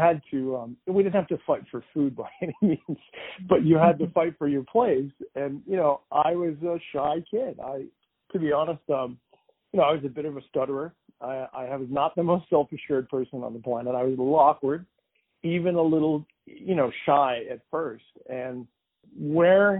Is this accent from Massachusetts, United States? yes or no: yes; Andover, Massachusetts, United States; I grew up in Andover, Massachusetts, which is a pretty nice place